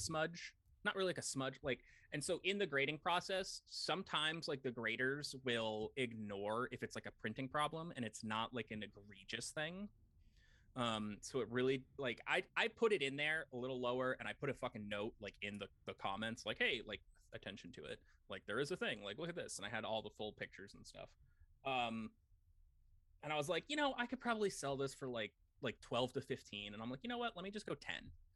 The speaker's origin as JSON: {"language": "English", "town": "St. Louis", "region": "Missouri", "country": "United States", "tie": "born or raised there", "said": "a kid growing up in St. Louis, going to cards games"}